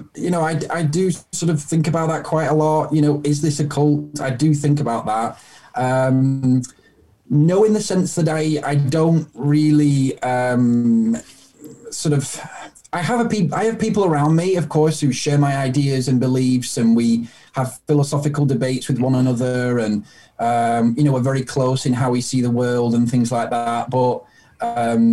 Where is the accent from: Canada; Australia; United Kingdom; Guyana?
United Kingdom; I'm British